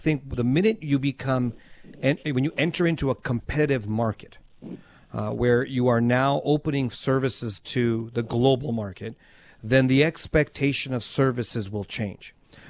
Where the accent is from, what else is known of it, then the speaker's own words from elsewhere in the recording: Canada; because I'm Canadian.